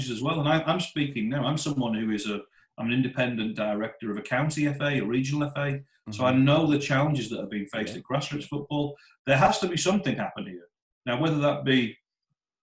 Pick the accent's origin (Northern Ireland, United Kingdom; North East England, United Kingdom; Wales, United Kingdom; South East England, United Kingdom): North East England, United Kingdom; Middlesbrough; I grew up in Middlesbrough in the 1970s and 80s